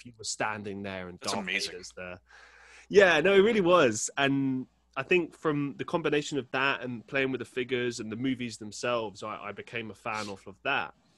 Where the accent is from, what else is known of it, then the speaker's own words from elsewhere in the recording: London, United Kingdom; I grew up in London